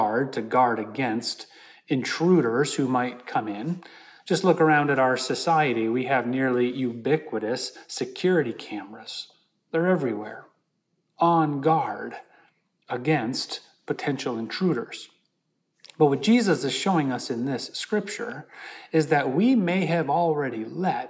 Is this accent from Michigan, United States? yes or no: yes; Holland, Michigan, United States; moved away; I was in my hometown of Holland, Michigan.